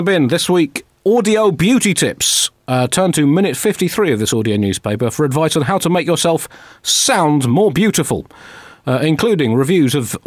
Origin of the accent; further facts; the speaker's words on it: London, United Kingdom; I was born nowhere near the vicinity of a cathedral in Hammersmith